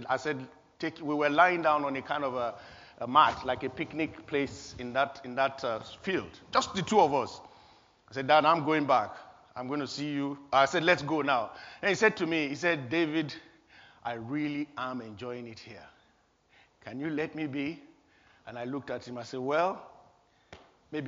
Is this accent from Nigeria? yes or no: yes; Nigeria; born or raised there; moved away